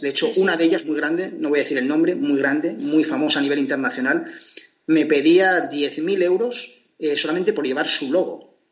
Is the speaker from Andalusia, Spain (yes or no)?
no; Portugalete, Basque Country, Spain; Portugalete, donde yo nací